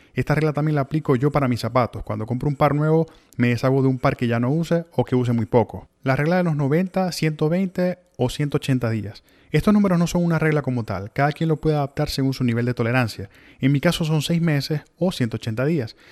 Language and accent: Spanish; Maracaibo, Zulia, Venezuela; moved away as an adult; also born or lived in Ciudad Victoria, Mexico / Miami, United States; now in Tallahassee, United States; en Venezuela viví en el mismo apartamento desde mi nacimiento hasta que salí de Maracaibo